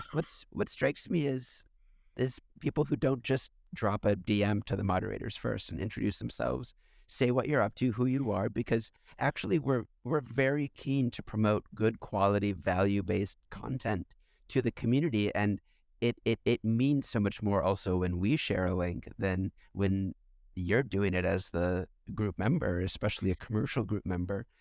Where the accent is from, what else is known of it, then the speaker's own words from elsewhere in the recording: United States; I'm an American